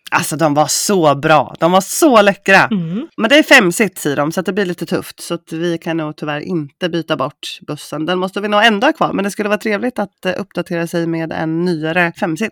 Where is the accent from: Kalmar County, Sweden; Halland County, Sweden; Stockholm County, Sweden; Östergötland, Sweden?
Östergötland, Sweden; accent: Östgötska; nu tycker inte jag själv att jag pratar så himla brett östgötska